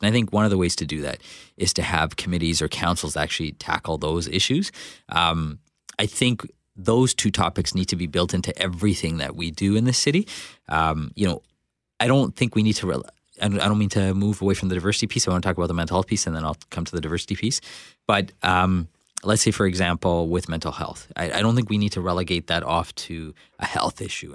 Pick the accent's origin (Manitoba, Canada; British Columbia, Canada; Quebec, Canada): Manitoba, Canada; Winnipeg; I'm from Winnipeg, South Winnipeg. Um, but because I'm a person of color, the automatic perception is that I'm not local, even though I am